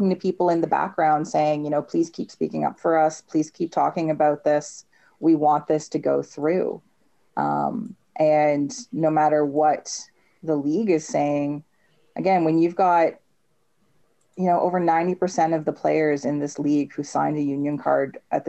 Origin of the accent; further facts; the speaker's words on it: Canada; Being a Canadian soccer fan, so much fun.